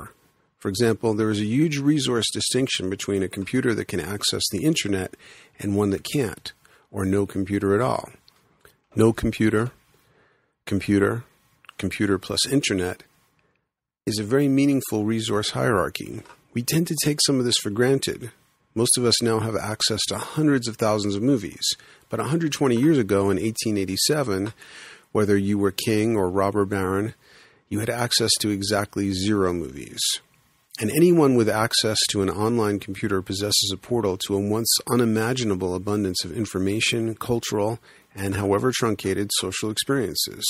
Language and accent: English; New York City, New York, United States; now in Boulder, United States; When I grew up in the Bronx, back in the day, there were the kids on my block